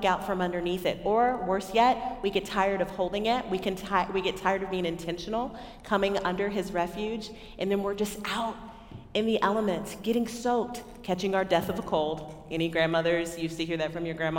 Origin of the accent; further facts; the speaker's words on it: Texas, United States; I'm from Texas, or I claim Texas